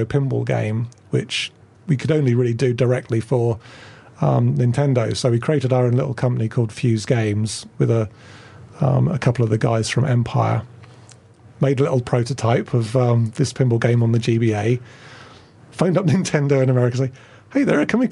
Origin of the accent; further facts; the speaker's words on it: Felixstowe, East of England, United Kingdom; moved away; also born or lived in Oxford; I grew up in Felixstowe by the seaside